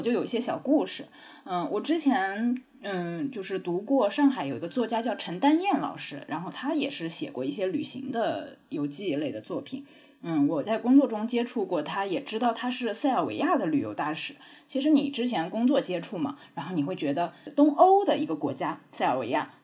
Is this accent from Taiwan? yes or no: no; Jiangnan, China; moved away; 我老家是在江南的乡下